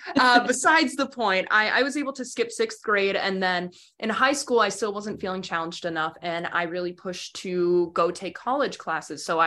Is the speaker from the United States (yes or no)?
yes; Wausau, Wisconsin, United States; I grew up in Wausau, was born and raised there, and that's central Wisconsin